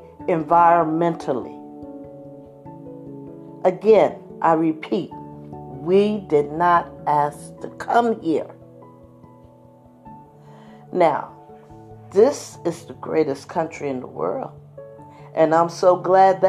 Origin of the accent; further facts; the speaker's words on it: United States; we African Americans have been here over 200 plus years